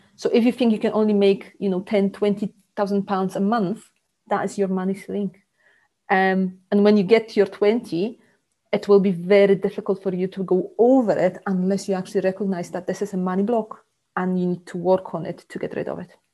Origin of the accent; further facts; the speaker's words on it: Poland; moved away as an adult; also born or lived in Scotland; now in South Lincolnshire, United Kingdom; born in Poland um, ages ago, uh, but about 15 years ago, I moved to Scotland.